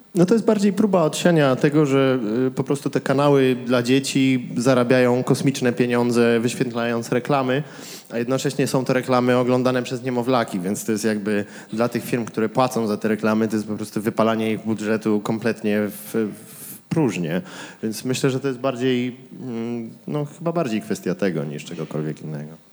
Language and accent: Polish; Kraków, Lesser Poland, Poland; moved away; wychowałem się w sumie w Śródmieściu